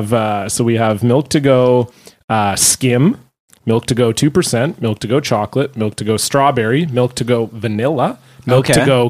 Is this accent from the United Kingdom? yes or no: no; Ontario, Canada; I remember growing up in Ontario, we had bag milk.